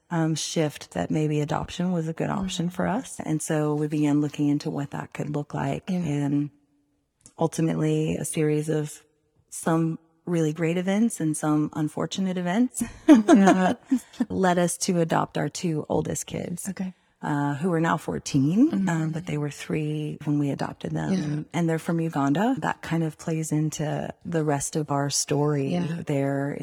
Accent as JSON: {"language": "English", "region": "Minnesota", "country": "United States", "tie": "born or raised there", "also_born_or_lived": "Vinita, Oklahoma", "said": "at a young age, like 5, we moved to Minnesota. And so I was born and raised in the middle of snow and ice and long winters"}